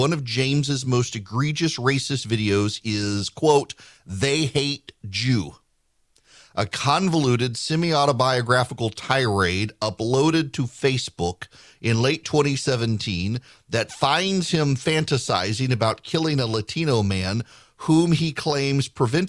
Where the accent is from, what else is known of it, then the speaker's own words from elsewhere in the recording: Dubai, United Arab Emirates; I don't necessarily have the quintessential American upbringing. I grew up in Dubai, moved there when I was 5 years old. We were definitely the minority in the country.